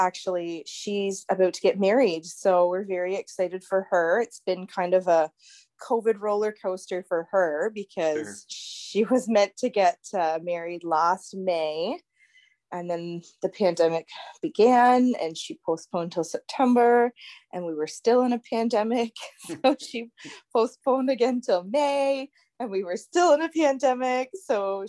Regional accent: Brockville, Ontario, Canada; also born or lived in Kingston, Ontario; I was born and raised in Brockville, Ontario

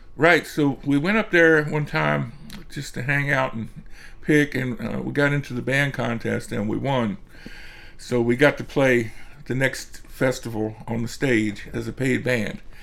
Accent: Rockville, Maryland, United States; right here in Rockville

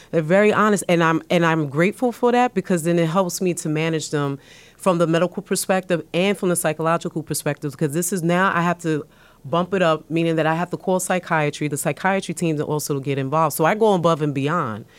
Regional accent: New York City, New York, United States; I was born and raised in the South Bronx

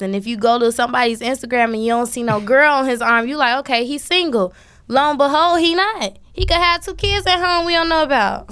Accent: Chicago, Illinois, United States; I'm from Chicago

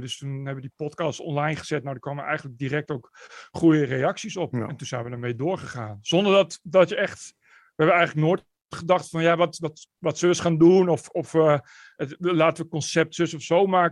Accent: Netherlands; moved away as an adult; also born or lived in Amsterdam; als Nederlander

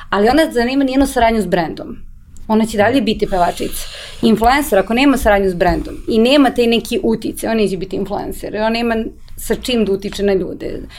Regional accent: Serbia; To je ta neka treća grupa koja ne treba sad opet mišati sa ove dve grupe. I to je generalno problem kod nas u Srbiji

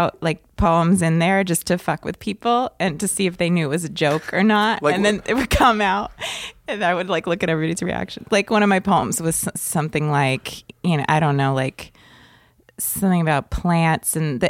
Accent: Carlisle, Massachusetts, United States; In a small town in Massachusetts called Carlisle.

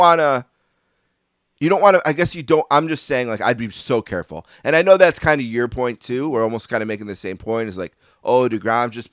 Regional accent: Buffalo, New York, United States; growing up in Buffalo

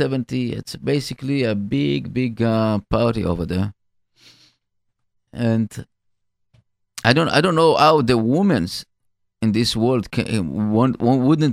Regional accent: Israel; now in United States; I'm as Israeli American

